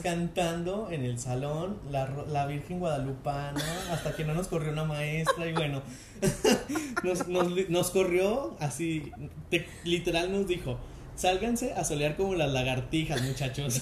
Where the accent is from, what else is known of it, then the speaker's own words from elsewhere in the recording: Aguascalientes, Mexico; somos de Aguascalientes